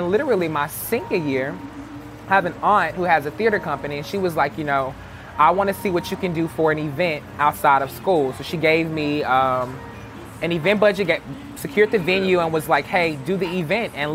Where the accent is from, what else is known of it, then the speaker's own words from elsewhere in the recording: Jackson, Mississippi, United States; I'm born and raised in Jackson